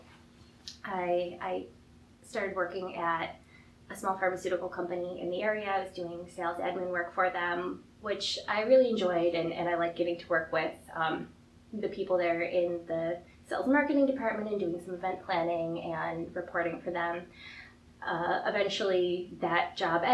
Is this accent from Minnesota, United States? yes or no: no; Buffalo, New York, United States; we're from Buffalo